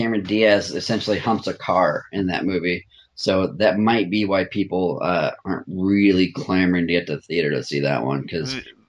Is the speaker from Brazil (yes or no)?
no; United Kingdom; much like most TV shows I recommend, being British